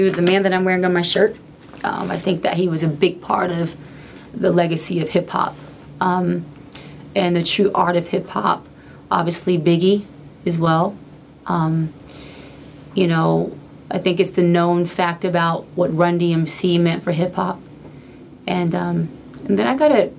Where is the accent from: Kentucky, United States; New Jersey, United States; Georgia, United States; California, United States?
Georgia, United States; Atlanta; my hometown